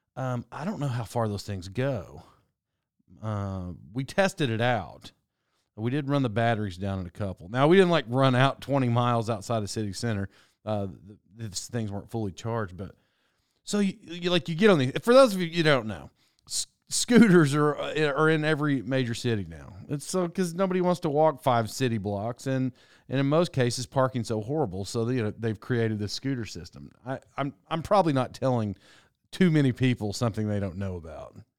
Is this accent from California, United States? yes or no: no; Oklahoma, United States; I grew up in Oklahoma.